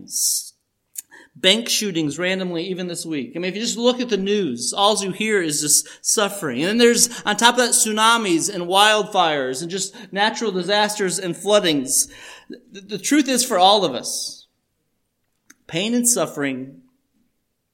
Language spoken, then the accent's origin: English; Chicago, Illinois, United States; we are from Chicago